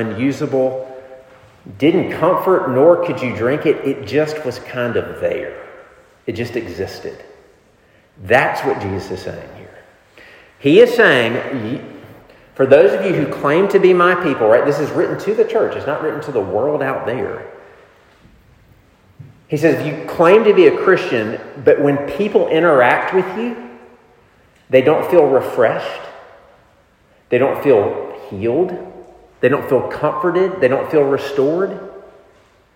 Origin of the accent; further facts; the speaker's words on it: the South, United States; Growing up in the South where I did